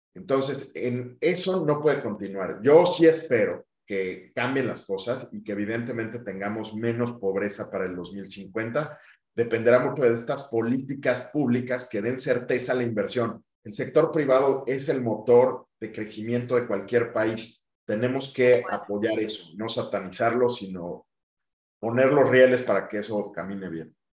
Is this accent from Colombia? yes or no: no; Mexico; yo quiero seguir aportando al sector financiero mexicano en mi país